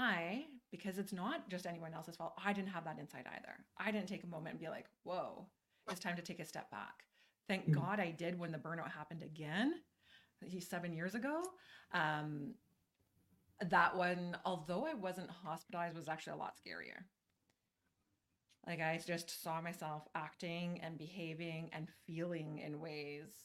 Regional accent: Canada; also born or lived in Calgary, Alberta; I am your Canadian friend. I am here in Calgary

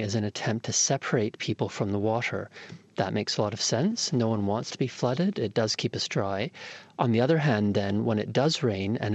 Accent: Toronto, Ontario, Canada; I grew up in Toronto in Canada

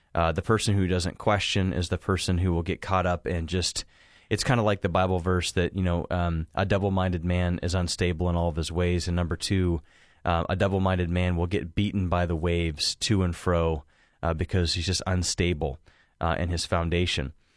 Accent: Hocking Hills area, Ohio, United States; moved away; I get people that call from, you know, Zanesville, Hocking Hills area. uh, kind of around my hometown

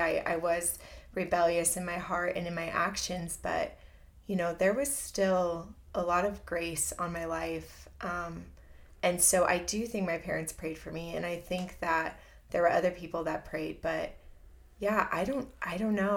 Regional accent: Southern California, United States; moved away as an adult; also born or lived in Chicago / San Diego; I grew up in Southern California.

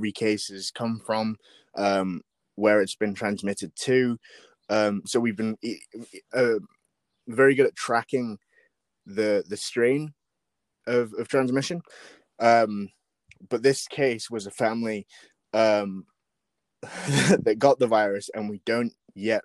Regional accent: Wakefield, Yorkshire and the Humber, United Kingdom; moved away as an adult; now in Auckland, New Zealand; I was raised in Wakefield, West Yorkshire, same as Sam, that's where we met. And when I was 19, I moved to Auckland, New Zealand, which is where my family's from

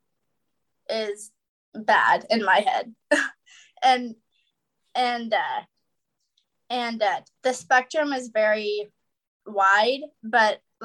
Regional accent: Wichita, Kansas, United States; I was born and raised in Wichita, Kansas

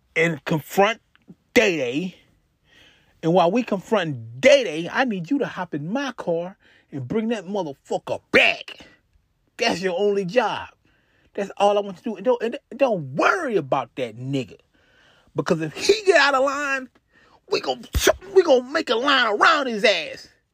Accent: Houston, Texas, United States; I'm from Texas, Houston, Texas.

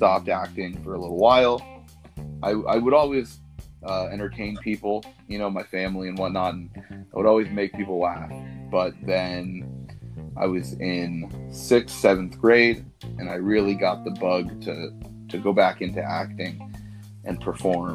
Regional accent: Los Angeles, California, United States; I'm from Los Angeles, California. I grew up here, born and raised

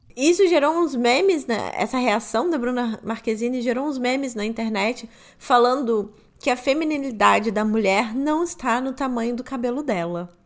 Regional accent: Rio de Janeiro, Brazil; moved away as an adult; now in São Paulo, Brazil; Eu morei lá 24 anos, eu fui criada lá, nascida e criada no Rio de Janeiro

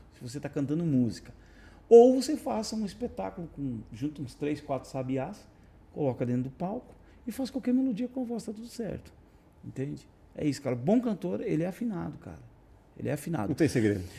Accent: Brazil; eu nasci no Brasil

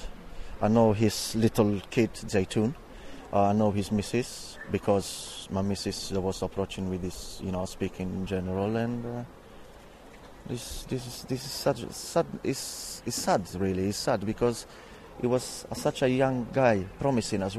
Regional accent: Italy; now in Barking, United Kingdom; I'm from Italy

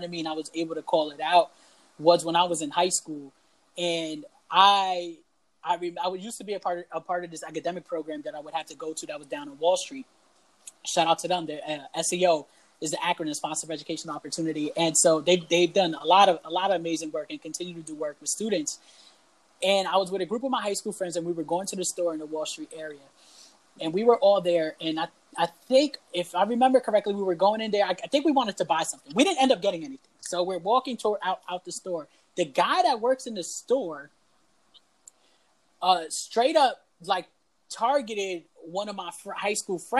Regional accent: New York City, New York, United States; first language Spanish; English is a second language; growing up in the South Bronx

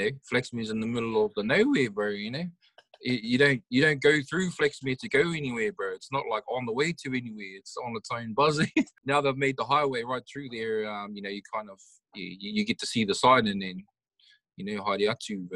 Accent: Hastings, Hawke's Bay, New Zealand; I'm a hip-hop artist from the Hawke's Bay at East Coast. The East Coast, Hastings and Flaxmere is a suburb where I grew up

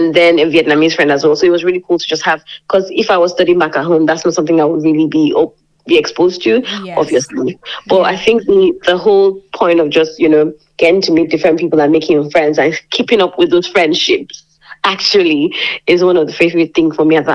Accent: Lagos, Nigeria; moved away as an adult; also born or lived in Obudu, Cross River, Nigeria; now in Lincoln, United Kingdom; I am from Nigeria. Precisely, I am, you know, an Obudu girl, but I grew up in Lagos, Nigeria.

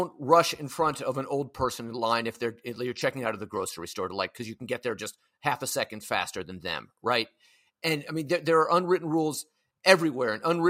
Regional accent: San Francisco, California, United States; now in New York, United States; In San Francisco, where I grew up in California

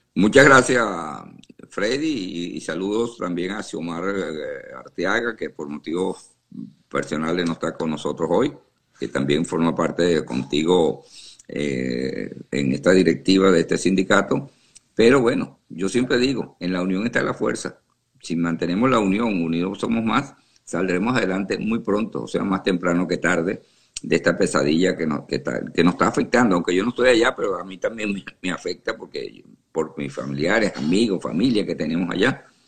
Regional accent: Venezuela; now in Houston, United States; yo soy venezolano y y me duele porque tengo familiares allá todavía

